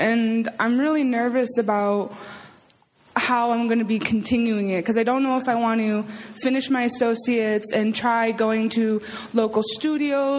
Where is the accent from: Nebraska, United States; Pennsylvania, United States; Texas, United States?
Texas, United States; Austin; I'm from Austin